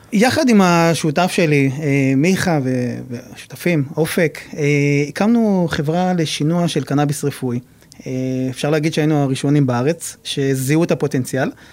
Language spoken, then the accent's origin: Hebrew; Nahariya, Northern District, Israel; מגיע מנהריה